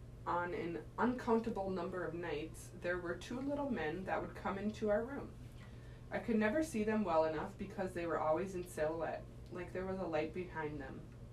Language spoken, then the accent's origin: English; Waukesha, Wisconsin, United States; I grew up in Waukesha, less than 20 miles from Lake Michigan.